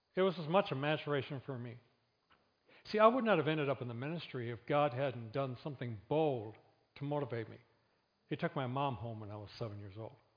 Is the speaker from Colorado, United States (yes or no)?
no; Flint, Michigan, United States; I grew up in Flint.